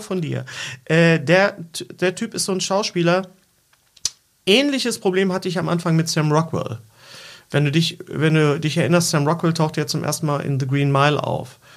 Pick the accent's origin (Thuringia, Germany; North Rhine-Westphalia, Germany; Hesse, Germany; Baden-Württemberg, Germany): North Rhine-Westphalia, Germany; Bochum; ich bin ja in Bochum Leer aufgewachsen